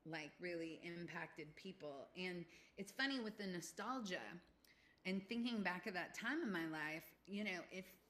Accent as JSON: {"language": "English", "town": "Kent", "region": "Washington", "country": "United States", "tie": "born or raised there", "said": "I grew up in Kent"}